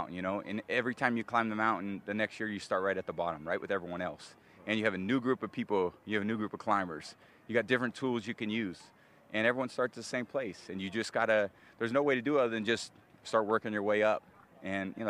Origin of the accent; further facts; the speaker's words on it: Northern California, United States; moved away as an adult; also born or lived in Michigan; me growing up in Northern Cal